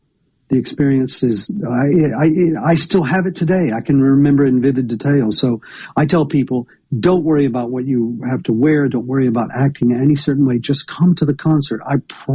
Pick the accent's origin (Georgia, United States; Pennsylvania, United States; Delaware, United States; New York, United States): Georgia, United States; northern; also born or lived in Atlanta, Georgia; now in Tupelo, United States; I grew up in a rural place in northern Georgia without access to music